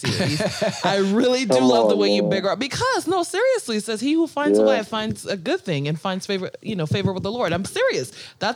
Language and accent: English; Accra, Greater Accra, Ghana; now in United States; I was born in Accra, but my people are from the mining town of Konongo